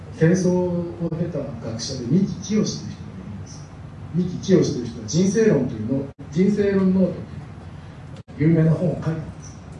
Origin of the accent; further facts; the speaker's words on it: Tokyo, Japan; now in Kawagoe, Japan; 東京五反田で生まれて育ったもんですから